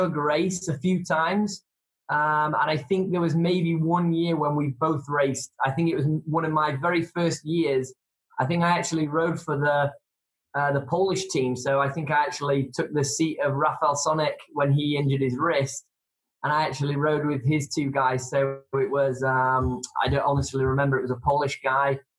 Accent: England, United Kingdom; I'm from England

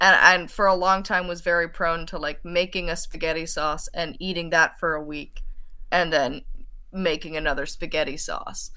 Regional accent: St. John's, Newfoundland and Labrador, Canada; grew up in Saint John's, Newfoundland

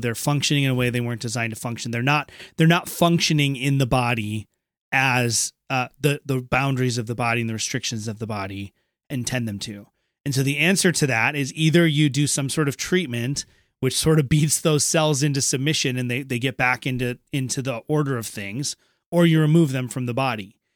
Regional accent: Minnesota, United States; moved away; also born or lived in eastern United States; I'm from Minnesota originally, I went home to my, uh, what was my home church before I moved out east

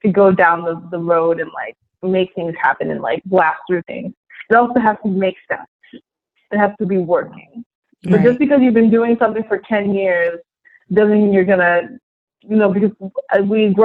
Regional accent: New York, United States; I'm from New York.

